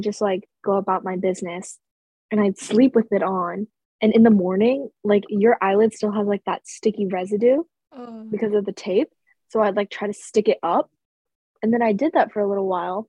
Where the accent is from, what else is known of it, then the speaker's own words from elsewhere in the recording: United States; I'm American.